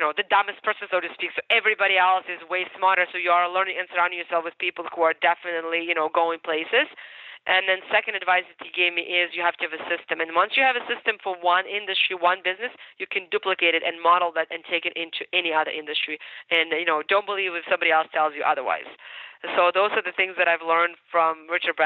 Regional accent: Ukraine; English is a second language; moved away; also born or lived in United States; I'm Ukrainian. So I was born in Ukraine.

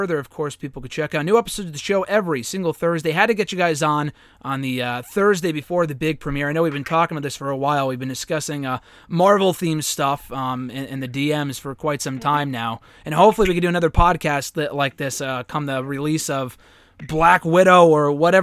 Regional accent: Connecticut, United States; I'm obviously from Connecticut

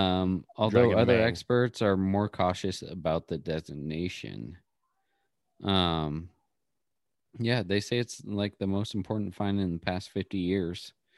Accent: Saskatchewan, Canada; hey, I'm from Saskatchewan.

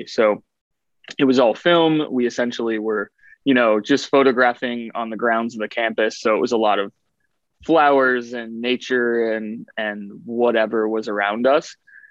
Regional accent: Ohio, United States; also born or lived in Western Pennsylvania / Western New York; I moved around a lot as a kid. I was born in Western Pennsylvania, lived in Western New York, and then went to high school outside of Columbus, Ohio.

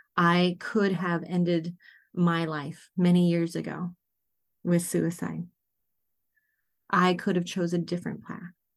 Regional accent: Dawson Creek, British Columbia, Canada; now in Mukilteo, United States; I was born in Dawson Creek, B C, which is mile zero

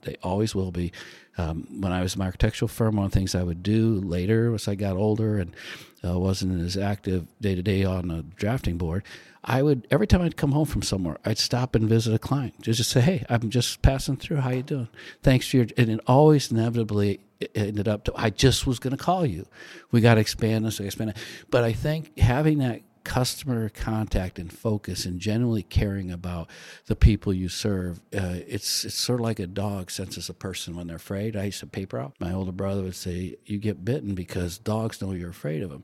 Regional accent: South Bend, Indiana, United States; I grew up in South Bend, went to the University of Notre Dame

